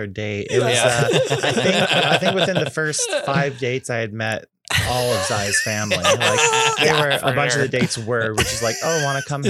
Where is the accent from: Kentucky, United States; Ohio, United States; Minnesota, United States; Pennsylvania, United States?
Pennsylvania, United States; Northeast; I grew up in Northeast Pennsylvania.